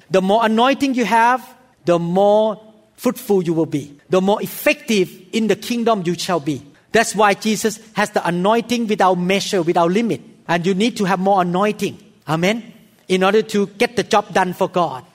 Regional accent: Thailand; In Thailand, we have a lot of evil spirit

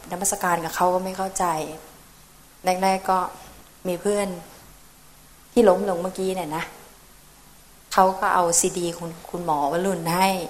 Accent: Chiang Mai, Thailand; moved away as an adult; now in Malaysia; ชื่อ…นะคะมาจากเชียงใหม่ แต่ไปแต่งงานอยู่ที่ประเทศมาเลเซียค่ะ

